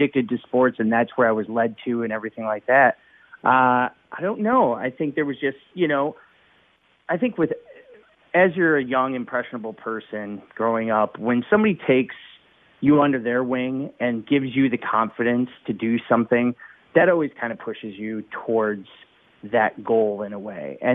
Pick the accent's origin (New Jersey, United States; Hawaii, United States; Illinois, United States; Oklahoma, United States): Illinois, United States; Chicago; I was born here in Chicago in the early 70s. And, I was born on the north side of Chicago